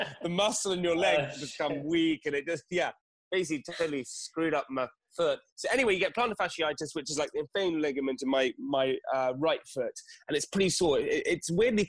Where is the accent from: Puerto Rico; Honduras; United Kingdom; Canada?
United Kingdom; being British